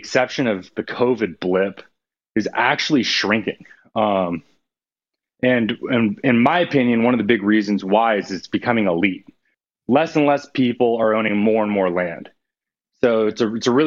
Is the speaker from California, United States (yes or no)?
yes; California, United States; moved away as an adult; also born or lived in Louisiana; I grew up duck hunting in California